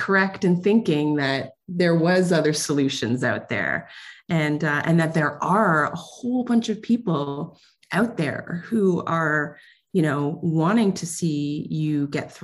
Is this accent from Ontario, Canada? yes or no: yes; Ontario, Canada; I'm from Ontario, Canada.